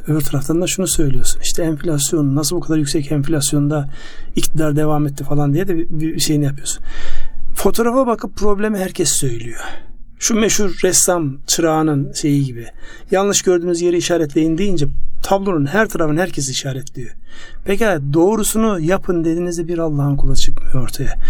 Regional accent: Ardahan, Turkey; moved away; kendi memleketimde benim Ardahan'da

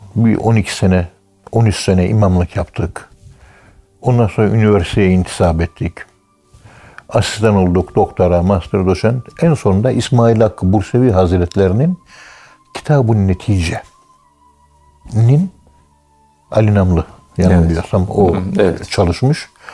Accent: Ankara, Turkey; Ankara'nın bir tek Kayabaşı mahallesinde küçükken ben 1951 doğumluyum

